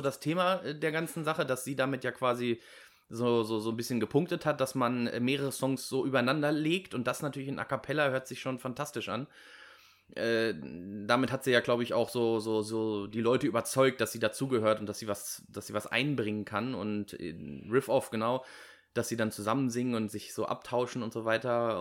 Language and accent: German; Germany; als Deutsche